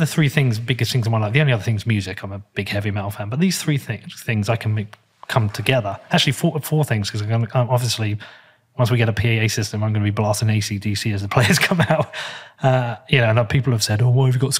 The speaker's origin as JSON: {"language": "English", "town": "Bedford", "region": "East of England", "country": "United Kingdom", "tie": "born or raised there", "said": "It's where I grew up, and it's where my family grew up, and it's where my friends are, and it's where I live."}